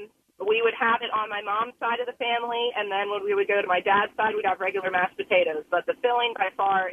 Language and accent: English; Berks County, Pennsylvania, United States; We're from Berks County.